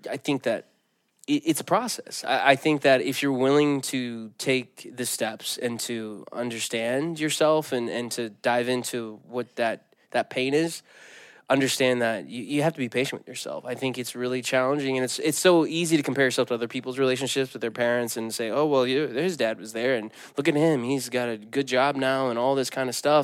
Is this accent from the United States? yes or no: yes; the Bible Belt, United States; I grew up in the Bible Belt